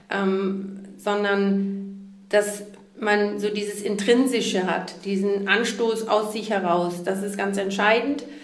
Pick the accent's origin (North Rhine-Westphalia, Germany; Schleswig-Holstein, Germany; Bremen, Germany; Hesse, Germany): Schleswig-Holstein, Germany; Neumünster; moved away; dass ich damals aus Schleswig-Holstein weg wollte, explizit aus meinem Heimatort Neumünster